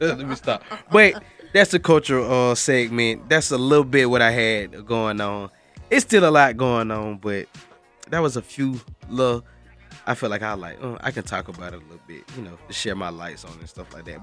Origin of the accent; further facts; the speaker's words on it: Macon, Georgia, United States; I'm from Macon, Georgia